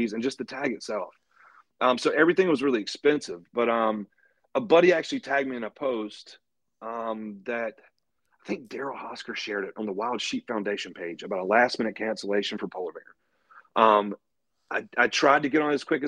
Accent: North Carolina, United States; now in Knoxville, Virginia, United States; I'm originally from North Carolina

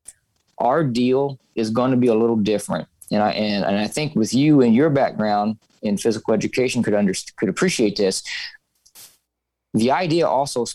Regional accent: southern Missouri, United States; now in St. Louis, United States; born and raised in Missouri, you know, more of the southern part until I graduated college

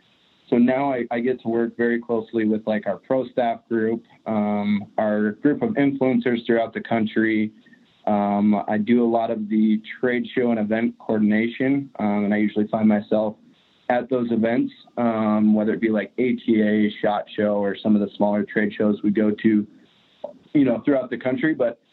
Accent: Glendive, Montana, United States; now in Missoula, United States; I grew up in Glendive, which is about as far east of Montana as you can go. So really, you know, I grew up and I'm living currently in the same state

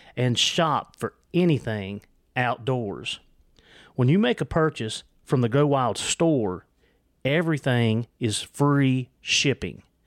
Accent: Southwest Virginia, United States; accent: Southwest Virginia, Appalachian; it's my accent. I'm telling you, it's the Southwest Virginia.

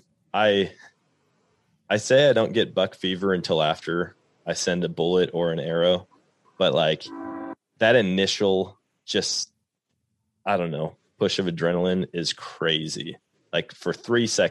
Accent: Wisconsin, United States; moved away as an adult; now in Missouri, United States; growing up in Wisconsin

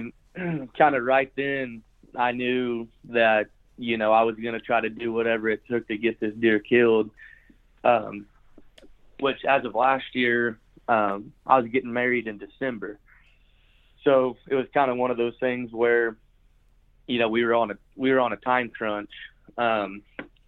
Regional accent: United States; I grew up in Lincoln County

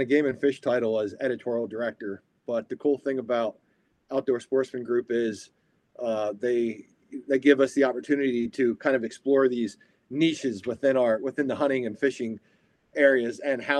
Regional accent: Pennsylvania, United States; also born or lived in Virginia; Well, I was born and raised in Pennsylvania, spent quite a bit of time in Virginia, and then came back to Pennsylvania about 5 years ago, luckily back to my home state.

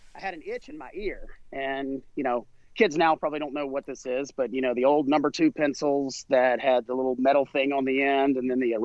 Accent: South Carolina, United States; I grew up in South Carolina

